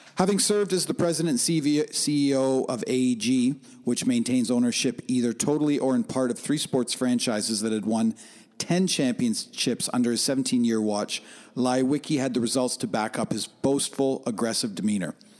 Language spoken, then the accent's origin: English; Oshawa, Ontario, Canada; I grew up on the fringes of, I grew up in Oshawa